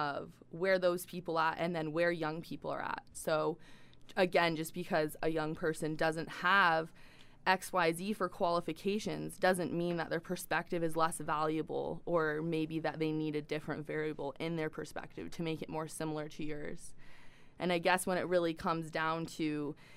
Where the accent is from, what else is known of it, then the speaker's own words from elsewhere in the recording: Dawson City, Yukon, Canada; also born or lived in Victoria, British Columbia; growing up in Dawson City